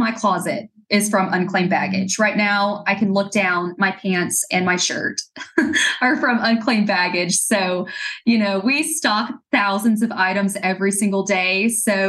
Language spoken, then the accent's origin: English; Scottsboro, Alabama, United States; I was born and raised in Scottsboro